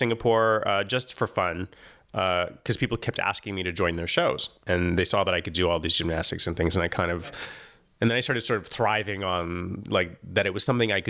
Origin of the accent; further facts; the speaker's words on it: Hollywood, California, United States; moved away; also born or lived in Michigan / Oregon; I was born in Hollywood. Yeah, no, I'm a native. I'm an unusual unicorn native of Hollywood. And then I moved away to Oregon at one point. Well, Michigan first with family, and then to Oregon to get away from metropolitan Los Angeles because of nuclear war.